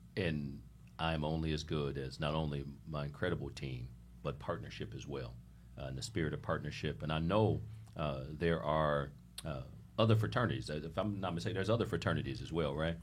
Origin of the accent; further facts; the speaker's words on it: Ohio, United States; now in Miami, United States; I'm from Ohio